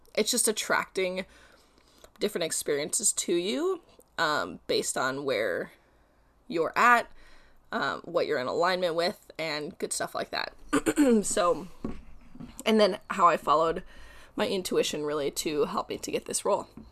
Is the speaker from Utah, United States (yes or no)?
no; Colorado, United States; also born or lived in Prince of Wales Island, Alaska; now in Oregon, United States; I'm from Colorado, and I currently live in Oregon